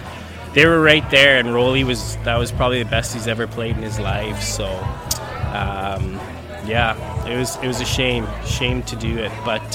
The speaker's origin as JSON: {"language": "English", "town": "Edmonton", "region": "Alberta", "country": "Canada", "tie": "born or raised there", "said": "growing up in Edmonton"}